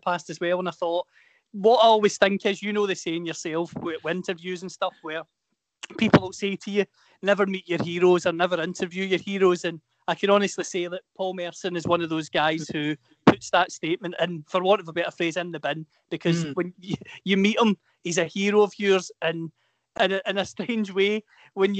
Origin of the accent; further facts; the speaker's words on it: Inverclyde, Scotland, United Kingdom; I'm from Inverclyde